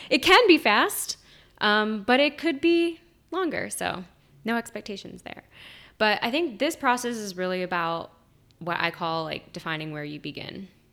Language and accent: English; Virginia, United States; I am from Virginia